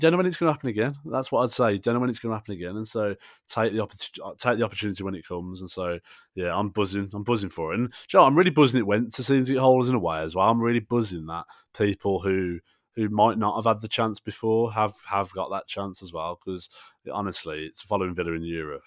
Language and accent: English; England, United Kingdom; as English supporters